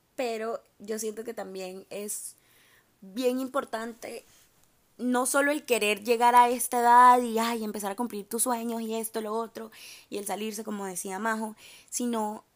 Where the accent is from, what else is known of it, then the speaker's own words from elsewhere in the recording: Honduras; also born or lived in Miami; now in Boca Raton, United States; soy de Honduras